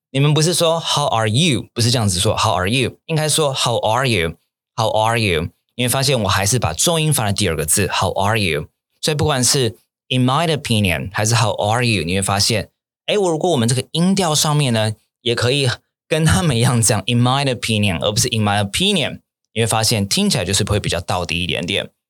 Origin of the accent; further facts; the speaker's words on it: Taiwan; also born or lived in Japan; 因为我是台湾人嘛